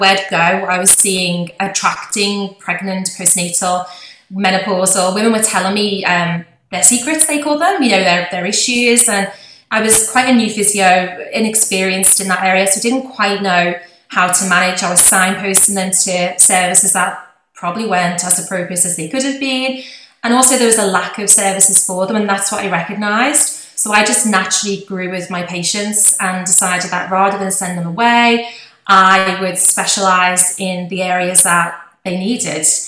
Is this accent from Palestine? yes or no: no; Liverpool, North West England, United Kingdom; accent: posh Liverpool; you might recognise by my accent, it's actually quite a posh Liverpool accent